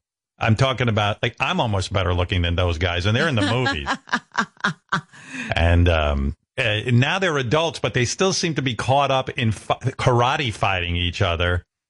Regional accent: United States; I'm American

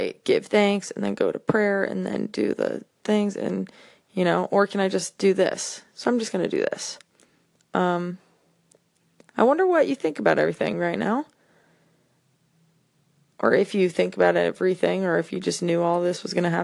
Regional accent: Orange County, California, United States; now in San Francisco, United States; I am from Orange County, now living in San Francisco

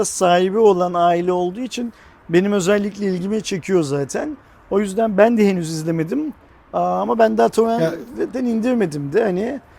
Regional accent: Turkey; şimdi biz Türk olarak izleyemeyecek miyiz? Yani bizim de izlemek hakkımız değil

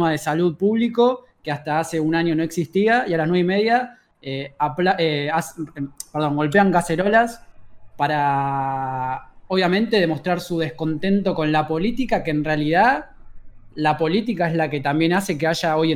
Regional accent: Buenos Aires, Argentina; born there; Yo, soy porteño de, nacimiento.

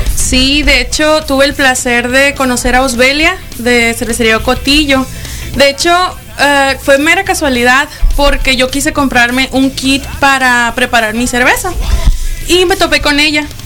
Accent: Ciudad Obregón, Sonora, Mexico; also born or lived in Tijuana; now in Hermosillo, Mexico; Yo soy de Obregón, de allá vengo, tengo ya más de un par de añitos viviendo.

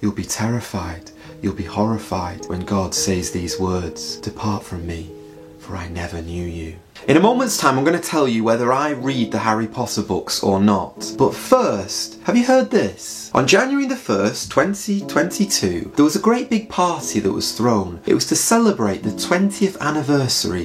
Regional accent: England, United Kingdom; being English like myself

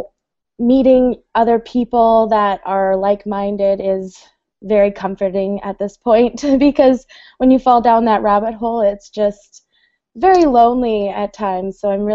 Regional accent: Winnipeg, Manitoba, Canada; I'm from Winnipeg, Manitoba, Canada

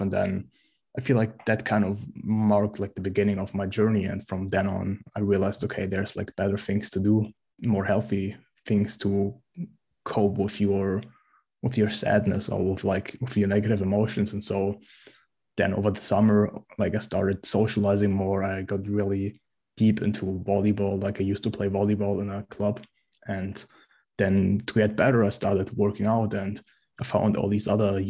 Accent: Germany; I'm from Germany

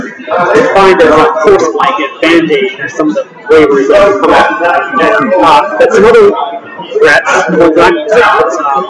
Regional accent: Delta, British Columbia, Canada; also born or lived in Ontario; I grew up in Delta.

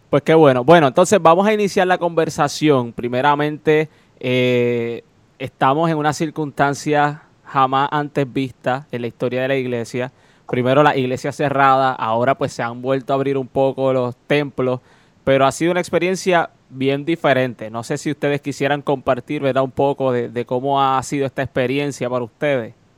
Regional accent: Moca, Puerto Rico; De Moca, claro, es de mi pueblo

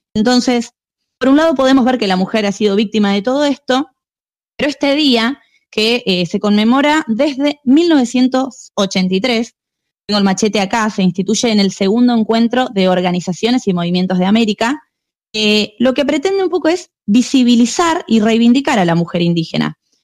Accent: Argentina; los argentinos venimos de los barcos

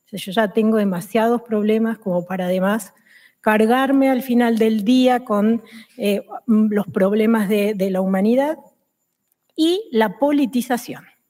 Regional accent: Argentina; now in Spain; En el país de donde vengo, en Argentina

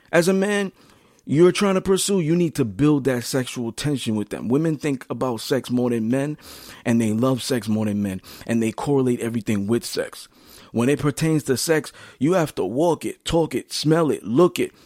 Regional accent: New York City, New York, United States; I'm from Flatbush, Brooklyn, Brownsville, Crown Heights. I moved around.

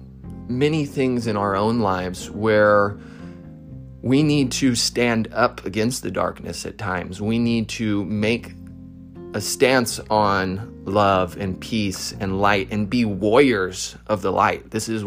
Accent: Modesto, California, United States; I grew up in Northern California, Modesto, California

